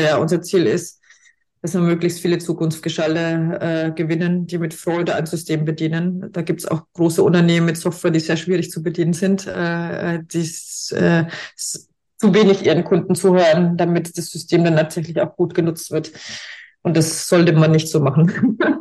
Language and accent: German; Franconia, Bavaria, Germany; accent: Franconian; ich komme ja aus Franken, wie man hört